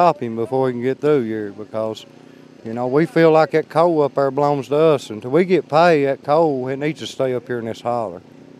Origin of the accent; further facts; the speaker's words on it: Leslie County, Kentucky, United States; I'm from Leslie County.